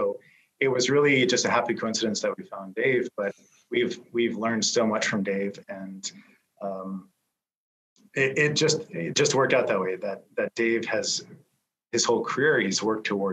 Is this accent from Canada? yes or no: yes; Canada; as a Canadian